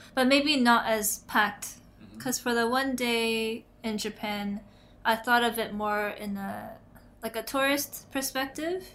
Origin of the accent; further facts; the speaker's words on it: Toronto, Ontario, Canada; I'm from Toronto, Canada, mm. and downtown Toronto.